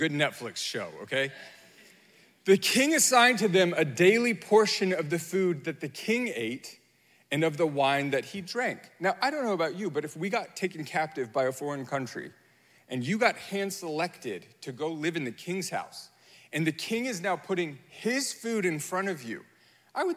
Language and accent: English; United States; I am American